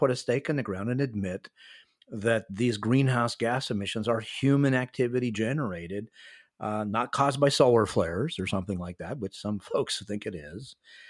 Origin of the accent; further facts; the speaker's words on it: Canada; also born or lived in United States; spent half of my life in the United States and half of my life living in Canada. I'm a North American as a Canadian